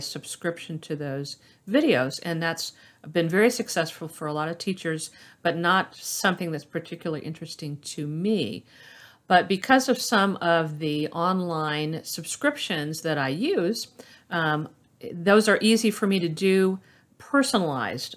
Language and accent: English; Orlando, Florida, United States; I was born in Orlando, Florida, and I've been in that area uh, my entire life